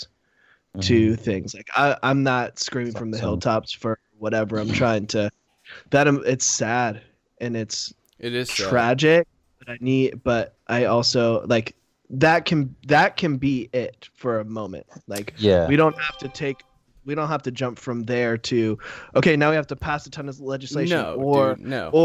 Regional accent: Charleston, South Carolina, United States; I grew up in Charleston. I grew up in the South

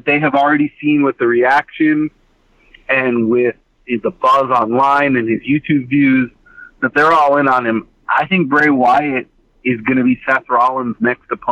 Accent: Toronto, Ontario, Canada; I'm from Toronto

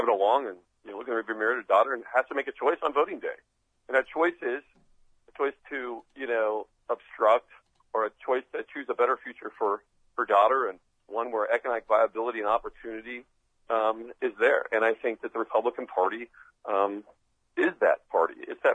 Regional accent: Midwest, United States; I grew up in the Midwest

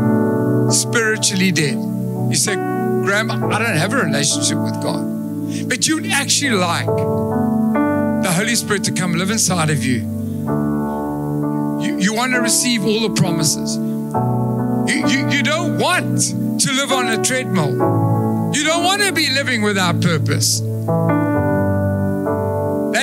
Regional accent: Durban, KwaZulu-Natal, South Africa; I come from Durban

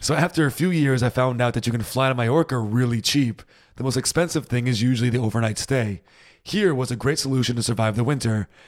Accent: United States; now in Germany; I'm American

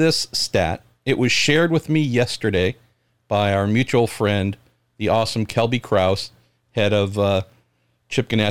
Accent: United States; accent: American twang; as an American

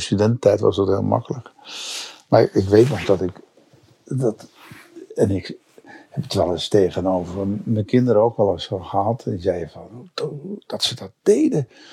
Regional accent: Zandvoort, North Holland, Netherlands; Ik ben in Zandvoort geboren

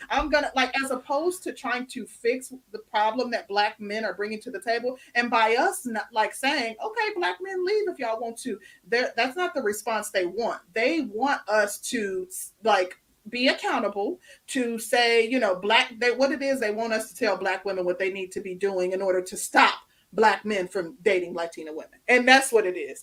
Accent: Midwest, United States; moved away as an adult; also born or lived in Chicago, United States; now in Atlanta, United States; I come from the Midwest. I lived in Chicago prior to moving to the Atlanta metro area.

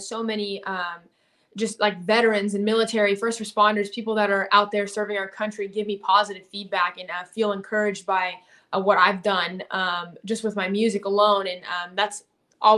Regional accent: about 30 minutes from Houston, Texas, United States; also born or lived in Nashville; I'm out here in Texas. I kind of split time between Texas and Nashville, just kind of doing the music thing. My family's in Texas, like I would say probably like 30 minutes from Houston

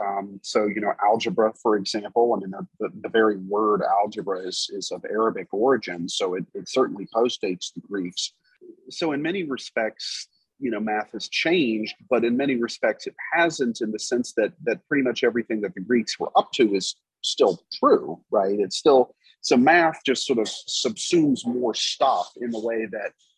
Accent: Texas, United States; moved away as an adult; now in Indiana, United States; I grew up mostly in Texas

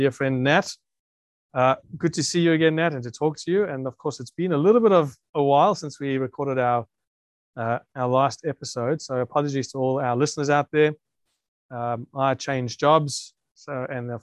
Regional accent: South Africa; now in Australia; I grew up in South Africa

